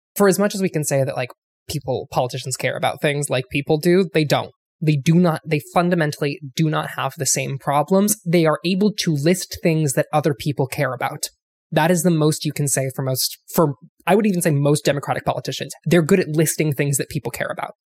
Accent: Ohio, United States; moved away; I grew up in Ohio

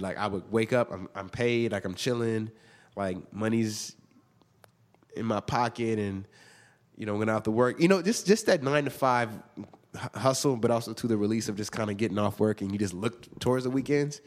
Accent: Inglewood, California, United States; also born or lived in Hawthorne, California; I grew up in Inglewood, and then my parents kinda moved around a little bit, but we all, we kinda moved every every few years, um, but mostly was in between Inglewood and Hartthorne

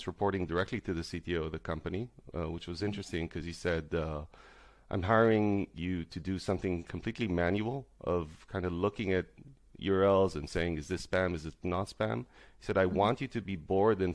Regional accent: Tel Aviv, Tel Aviv District, Israel; moved away as an adult; now in Berlin, Germany; I'm originally from Tel Aviv. I am currently in Berlin for the past, I guess, 9 years or so

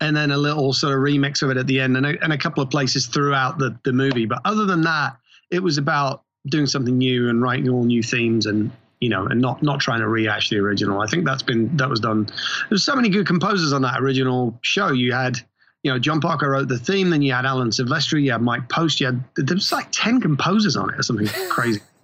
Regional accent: England, United Kingdom; moved away; I grew up in England

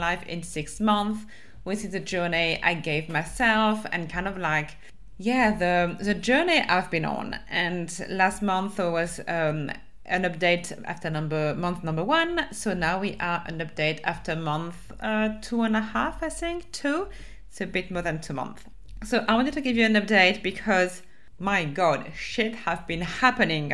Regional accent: France; accent: French; English is a second language; my French accent

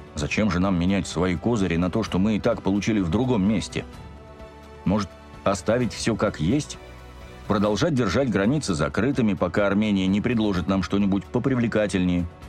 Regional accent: Azerbaijan; мы в Азербайджане

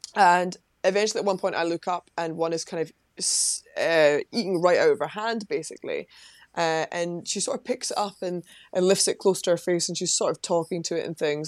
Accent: Livingston, Scotland, United Kingdom; I'm from Livingston in West Lothian, just outside Edinburgh.

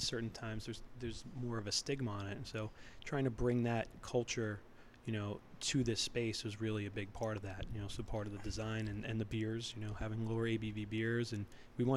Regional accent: New York City, New York, United States; moved away as an adult; also born or lived in Palo Alto, California / Alaska; now in Massachusetts, United States; We grew up in New York City

